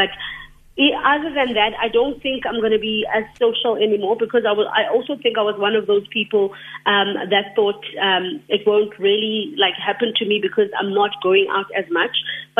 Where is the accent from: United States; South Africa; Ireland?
South Africa; East London, Eastern Cape; moved away; so I'm originally from East London.